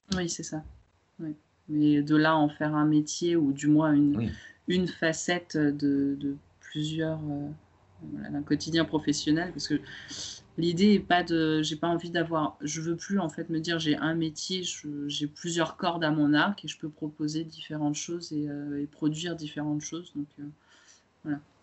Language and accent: French; France; also born or lived in Romania; je suis née en Roumanie, je suis arrivée en, France euh, en étant toute jeune